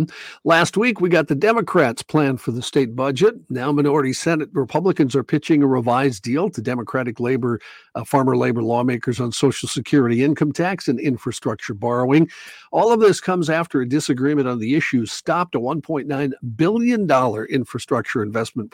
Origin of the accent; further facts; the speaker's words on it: North Dakota, United States; moved away; I grew up in North Dakota